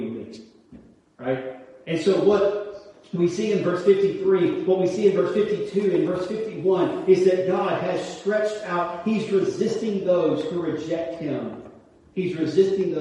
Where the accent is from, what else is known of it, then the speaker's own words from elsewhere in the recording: United States; as Americans